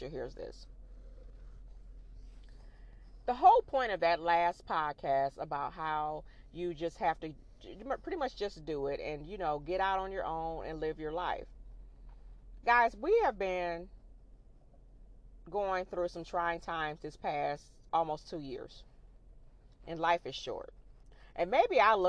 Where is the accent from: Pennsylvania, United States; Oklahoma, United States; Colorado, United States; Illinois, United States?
Illinois, United States; now in the South, United States; we're originally from Illinois and we live down in the South